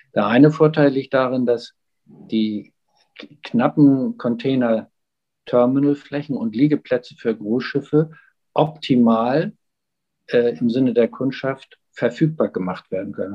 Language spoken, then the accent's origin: German; Hamburg, Germany; als Hamburger